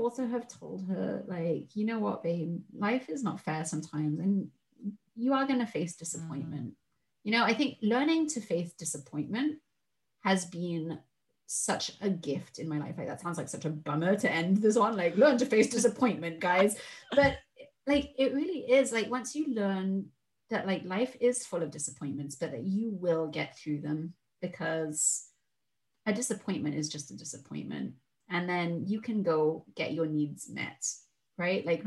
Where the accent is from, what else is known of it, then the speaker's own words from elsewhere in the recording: United Kingdom; I'm British